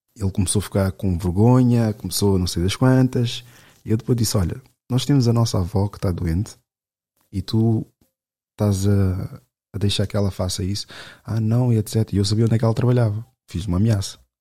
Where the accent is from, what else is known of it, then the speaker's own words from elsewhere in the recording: Lisbon, Portugal; cresci aqui em Lisboa